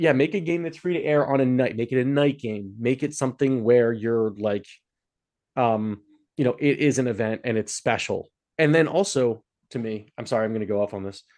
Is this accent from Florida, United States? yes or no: no; Philadelphia, Pennsylvania, United States; I'm from Philadelphia